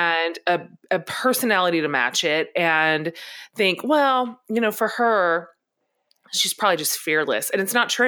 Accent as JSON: {"language": "English", "town": "Washington", "region": "District of Columbia", "country": "United States", "tie": "born or raised there", "said": "I was born in Washington D.C."}